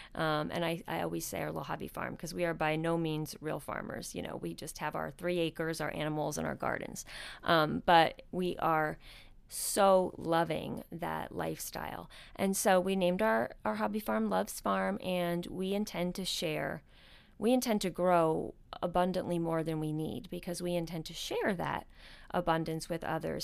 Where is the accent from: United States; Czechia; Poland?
United States; outside of New York City; moved away; I grew up outside of New York City